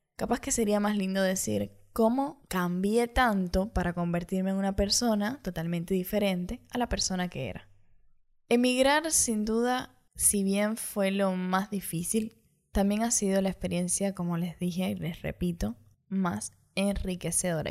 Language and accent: Spanish; Cuba; moved away as an adult; now in Montevideo, Uruguay; me fui desde Cuba hacia Montevideo, Uruguay